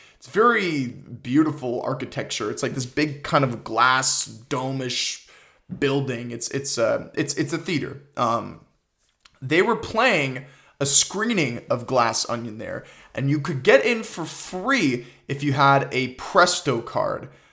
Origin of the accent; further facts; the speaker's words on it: Toronto, Ontario, Canada; I'm from Toronto